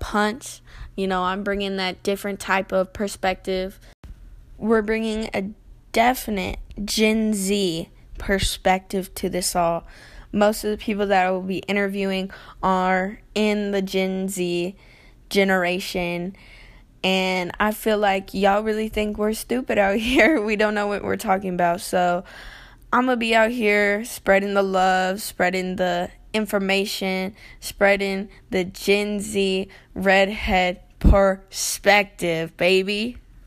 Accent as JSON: {"language": "English", "region": "the South", "country": "United States", "tie": "born or raised there", "said": "born and raised in the South."}